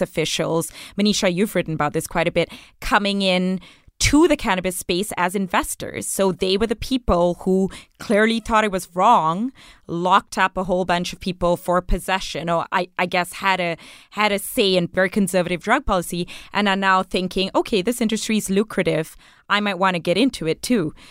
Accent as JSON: {"language": "English", "country": "Malaysia", "tie": "born or raised there", "moved": "yes", "lives_now": "Canada", "said": "I grew up in Malaysia"}